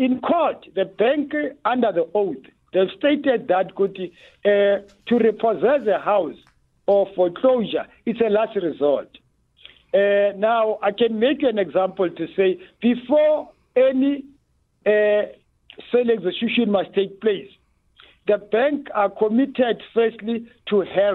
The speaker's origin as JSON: {"language": "English", "country": "South Africa", "said": "as a South African"}